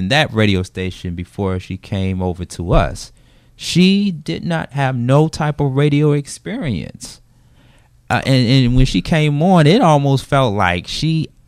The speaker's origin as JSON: {"language": "English", "town": "Macon", "region": "Georgia", "country": "United States", "said": "and I'm from Macon, Macon, Georgia."}